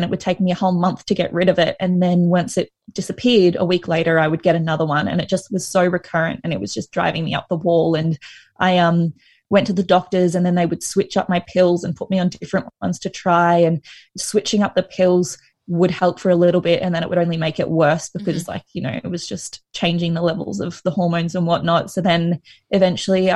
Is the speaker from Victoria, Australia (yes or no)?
no; Sunshine Coast, Queensland, Australia; also born or lived in Brisbane; I'm from the Sunshine Coast and then I moved to Brisbane for uni